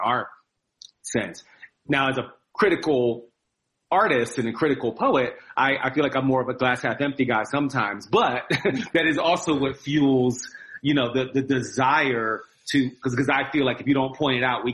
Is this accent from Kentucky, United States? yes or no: no; New Jersey, United States; also born or lived in Philadelphia, Pennsylvania; I was born in Philly, but grew up in New Jersey.